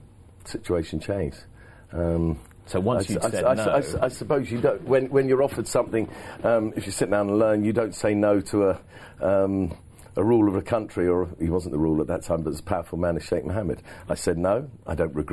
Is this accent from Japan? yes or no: no; England, United Kingdom; I'm an Englishman